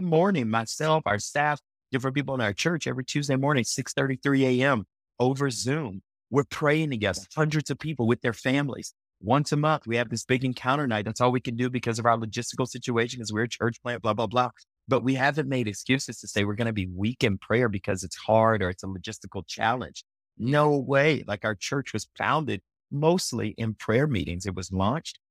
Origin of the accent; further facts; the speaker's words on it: Lake Charles, Louisiana, United States; moved away as an adult; now in Colorado Springs, United States; I'm actually from Southwest Louisiana, so a town